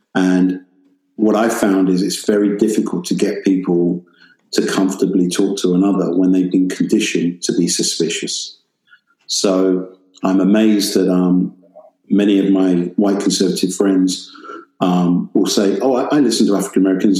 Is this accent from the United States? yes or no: no; United Kingdom; accent: British